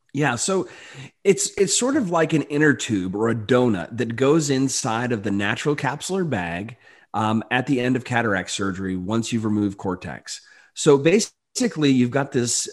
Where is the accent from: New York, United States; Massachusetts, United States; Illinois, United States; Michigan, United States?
Michigan, United States; Delton; I grew up in you know rural, very very rural Michigan, uh, Barry County. I actually went to uh, place called Delton.